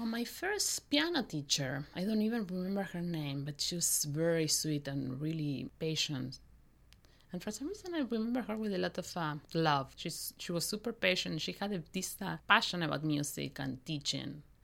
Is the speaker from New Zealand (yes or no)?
no; Mendoza, Argentina; moved away; I was born in Argentina, in Mendoza, which is, Mendoza is a town, um, west, b-, nearby Chile. I was born there. I went to s, eh, scho, eh, school there